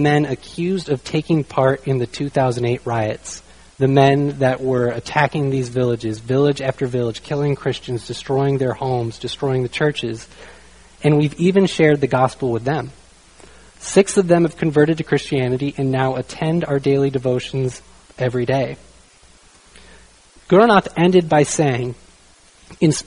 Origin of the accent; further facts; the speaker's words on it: United States; I'm from the United States